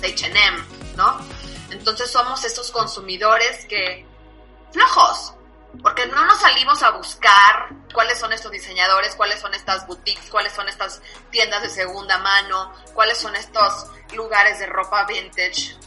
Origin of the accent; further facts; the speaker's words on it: Mexico; nosotros como mexicanos